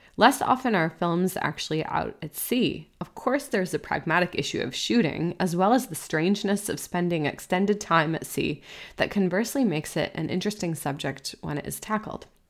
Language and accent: English; New England, United States; Growing up in New England, we would often go to beaches on the Atlantic Ocean.